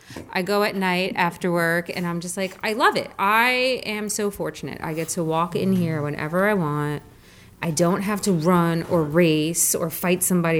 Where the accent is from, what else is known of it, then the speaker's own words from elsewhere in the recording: New York City, New York, United States; moved away as an adult; now in Florida, United States; I was born and raised in New York City